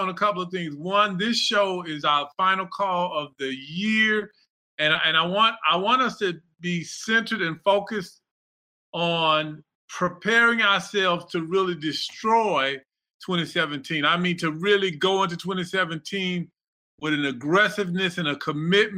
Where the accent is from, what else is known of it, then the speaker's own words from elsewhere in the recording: Texas, United States; I'm from Texas